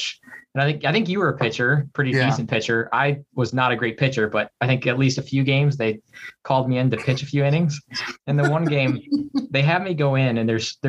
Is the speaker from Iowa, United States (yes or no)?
yes; Dubuque, Iowa, United States; moved away as an adult; also born or lived in southwestern Wisconsin / Canada / Korea; now in Minneapolis, United States; I was born in Dubuque and grew up there, and then moved across the river in southwestern Wisconsin, right across the river from Dubuque. Grew up in Dubuque